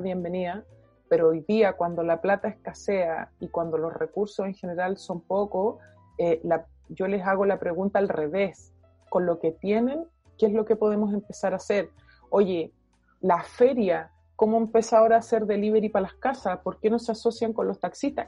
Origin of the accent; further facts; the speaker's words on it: Chile; nosotros hoy día como chilenos